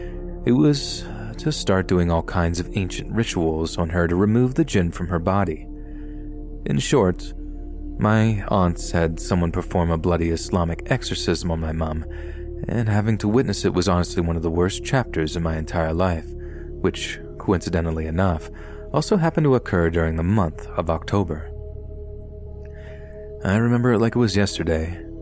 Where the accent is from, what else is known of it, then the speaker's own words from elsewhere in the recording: Yorkshire and the Humber, United Kingdom; born there; I was born in Yorkshire, here in the UK, but my parents are from Libya in North Africa.